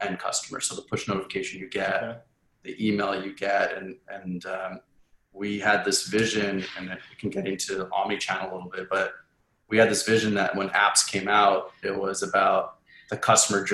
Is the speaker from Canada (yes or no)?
yes; Edmonton, Alberta, Canada; moved away; I grew up in Edmonton. In Canada